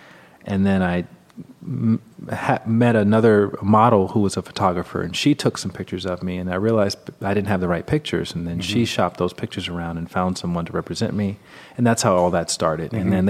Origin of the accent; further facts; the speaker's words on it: Alabama, United States; Right. I grew up in the Bible Belt and, you know, down in Alabama where there have been more snowstorms than people meditating.